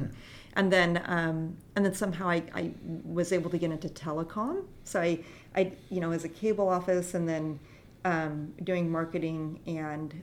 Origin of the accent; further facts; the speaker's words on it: Longview, Washington, United States; I was born in Longview, Washington